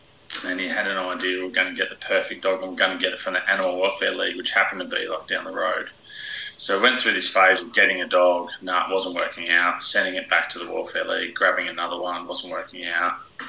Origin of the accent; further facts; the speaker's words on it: Sydney, New South Wales, Australia; also born or lived in Western Australia / Whyalla / Brisbane; Well, I was born in Redfern in Sydney. And we moved around a lot, lived all over Australia. I went to 12 different schools.